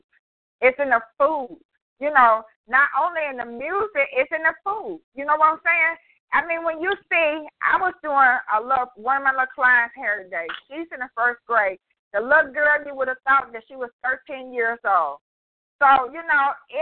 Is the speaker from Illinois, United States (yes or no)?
no; California, United States; now in Arkansas, United States; I'm here in Arkansas. I grew up in California, and I'm old school.